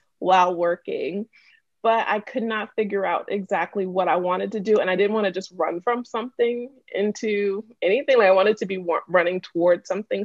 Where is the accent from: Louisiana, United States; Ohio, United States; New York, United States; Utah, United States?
New York, United States; Wyandanch; also born or lived in Freeport, Long Island; I'm born and raised in Wyandanche, second generation